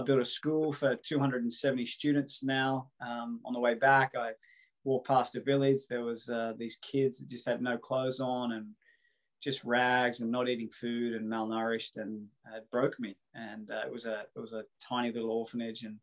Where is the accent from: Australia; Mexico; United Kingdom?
Australia; Coffs Harbour, New South Wales; also born or lived in Sydney; my hometown of Coffs Harbour.